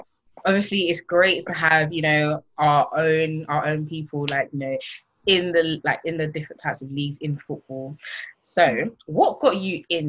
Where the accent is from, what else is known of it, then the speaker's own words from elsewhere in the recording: London, United Kingdom; Tottenham, yeah.